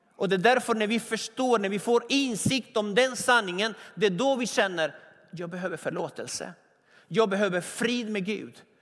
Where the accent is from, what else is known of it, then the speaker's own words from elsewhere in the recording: Argentina; now in Sweden; I Argentina pallar man inte äpplen. Där jag kommer ifrån, man pallar inte äpplen, man pallar vindruvor